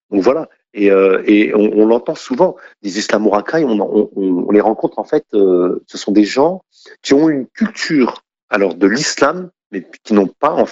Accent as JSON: {"language": "French", "country": "France", "said": "Je suis français, je ne connais pas l'islam."}